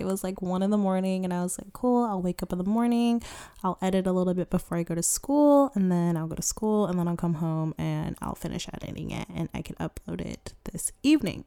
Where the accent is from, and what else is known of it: Sacramento, California, United States; born or raised there